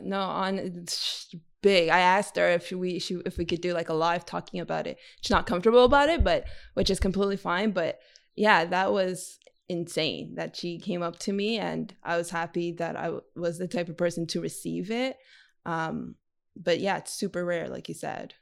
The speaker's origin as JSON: {"language": "English", "town": "Montreal", "region": "Quebec", "country": "Canada", "tie": "born or raised there", "said": "I grew up in the West Island"}